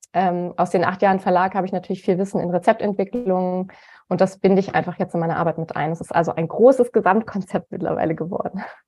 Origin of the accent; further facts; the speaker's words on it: Cologne, North Rhine-Westphalia, Germany; moved away; also born or lived in Bonn / Freiburg / Munich; also ich komme äh, ursprünglich aus Köln